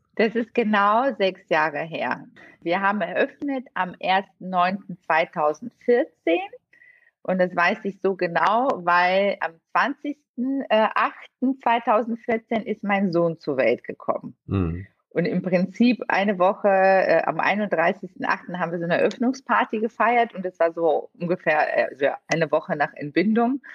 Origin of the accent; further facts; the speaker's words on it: Bulgaria; also born or lived in Italy / Bonn, Germany; now in Düsseldorf, Germany; Ich bin gebürtig äh, in Bulgarien geboren und bin auch dort aufgewachsen